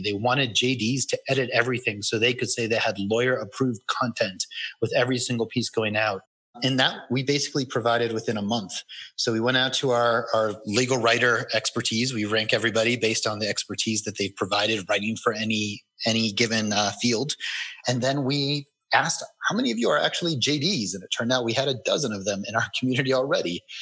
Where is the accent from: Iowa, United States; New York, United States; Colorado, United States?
Colorado, United States; I moved back to my hometown in Colorado